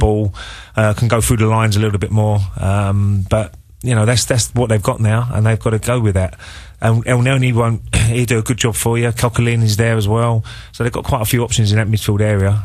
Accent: England, United Kingdom; we're English

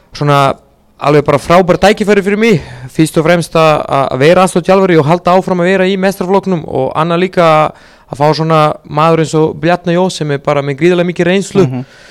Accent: Serbia; Icelandic is a second language; moved away as an adult; also born or lived in Montenegro; now in Akureyri, Iceland; í heimalandinu í Serbíu

